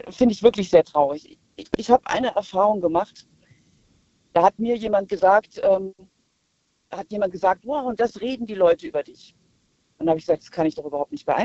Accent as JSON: {"language": "German", "region": "Baden-Württemberg", "country": "Germany", "said": "Wir kommen aus Karlsruhe und Stuttgart."}